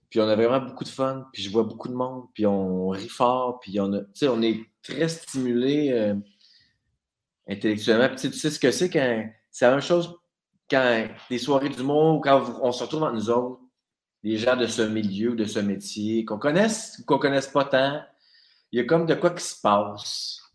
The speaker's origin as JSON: {"language": "French", "town": "Saint-Jérôme", "region": "Quebec", "country": "Canada", "tie": "born or raised there", "also_born_or_lived": "Abitibi, Quebec", "said": "de 8 à 18, on a déménagé à Laurentides"}